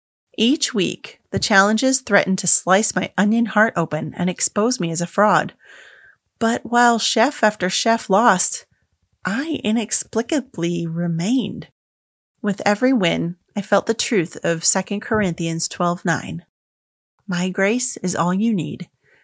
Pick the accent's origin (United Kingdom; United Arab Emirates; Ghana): United Arab Emirates; Dubai; I'm a dyed-in-the-wool third culture kid. I'm Indian, grew up in Dubai, but attended a British-run school.